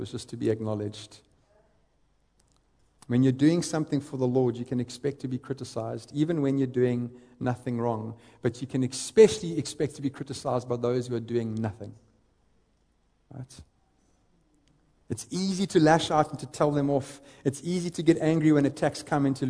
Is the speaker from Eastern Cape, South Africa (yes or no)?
yes; East London, Eastern Cape, South Africa; I grew up in the Eastern Cape, a little town, a little city called East London